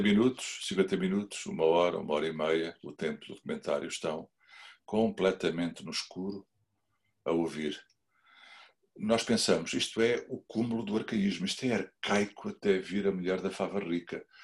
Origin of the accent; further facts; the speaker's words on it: Figueira da Foz, Centro, Portugal; eu sou da Figueira da Foz